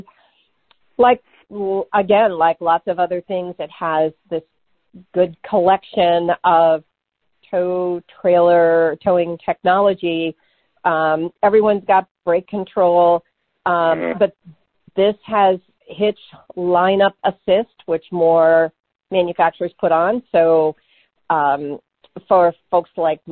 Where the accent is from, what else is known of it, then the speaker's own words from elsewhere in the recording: New England, United States; When I was a kid growing up in New England, my family had a Wagoneer